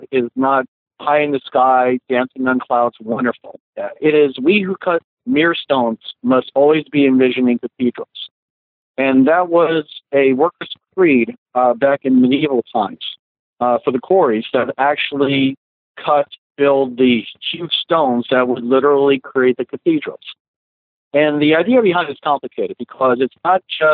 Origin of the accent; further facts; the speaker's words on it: New Jersey, United States; I grew up in Jersey